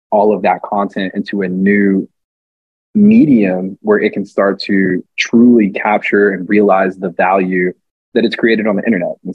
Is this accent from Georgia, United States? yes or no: yes; Atlanta, Georgia, United States; now in New York, United States; I'm from Atlanta